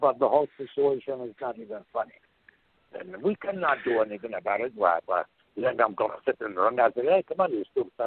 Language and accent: English; Baghdad, Baghdad Governorate, Iraq; moved away as an adult; also born or lived in Portland, Oregon; I am from Baghdad, Iraq